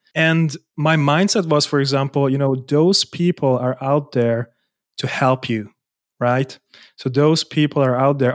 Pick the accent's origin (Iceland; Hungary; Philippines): Hungary; now in Germany; I moved out to Germany. I was born in Hungary.